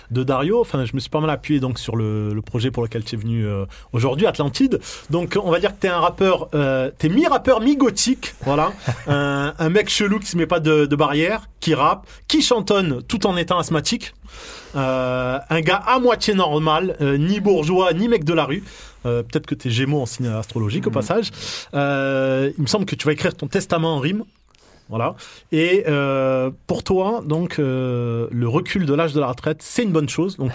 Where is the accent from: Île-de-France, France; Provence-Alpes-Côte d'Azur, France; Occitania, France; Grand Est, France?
Provence-Alpes-Côte d'Azur, France; Nice; moi, je reste niçois, moi.